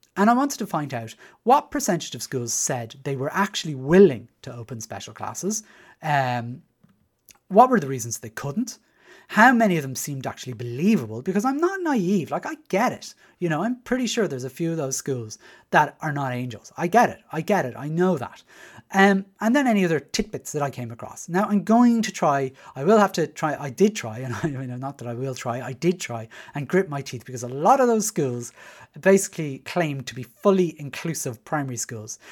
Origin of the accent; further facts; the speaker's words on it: Dublin, Leinster, Ireland; moved away as an adult; as you can probably tell from my accent, I was, uh, raised in Dublin Six